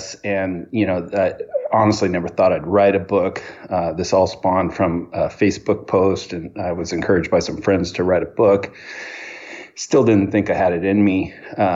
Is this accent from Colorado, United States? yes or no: no; Hawthorne, California, United States; I was born in Hawthorne, California, and to my mother and father